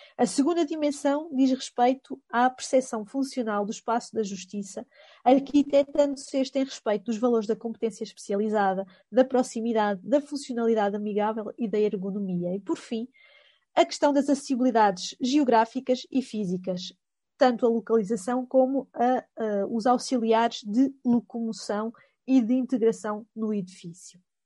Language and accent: Portuguese; Coimbra, Centro, Portugal; accent: Coimbra; este meu sotaque eh, de Coimbra